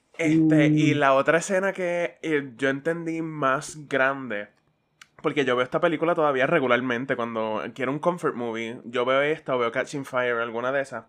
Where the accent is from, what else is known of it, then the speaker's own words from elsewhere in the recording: Caguas, Puerto Rico; yo soy de Cagua